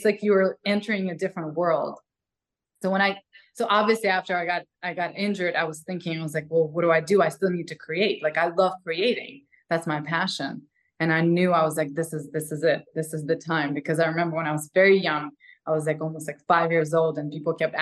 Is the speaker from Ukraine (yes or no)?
yes; Ukraine; English is a second language; moved away as an adult; now in Los Angeles, United States; I'm a girl from like Ukraine